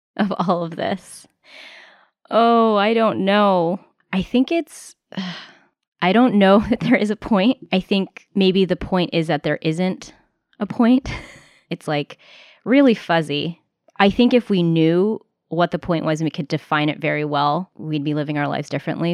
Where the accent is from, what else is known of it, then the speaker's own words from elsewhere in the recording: United States; first language English; I am American. My first language was English